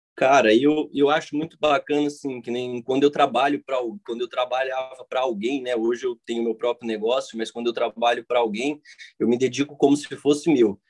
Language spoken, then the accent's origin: Portuguese; Cidade Gaúcha, Paraná, Brazil; É, eu sou de Cidade Gaúcha, né, Paraná.